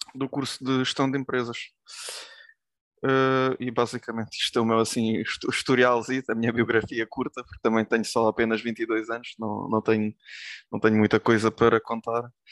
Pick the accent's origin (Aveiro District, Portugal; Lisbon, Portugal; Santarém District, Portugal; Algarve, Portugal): Santarém District, Portugal; Tomar; also born or lived in Lviv, Ukraine; Nasci na Ucrânia, na cidade de Lviv, e vim para Portugal com oito anos